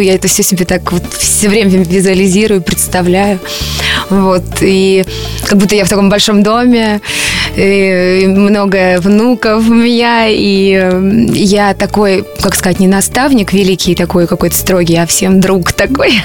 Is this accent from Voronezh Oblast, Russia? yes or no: yes; Voronezh, Voronezh Oblast, Russia; в городе, где я родилась, в Воронеже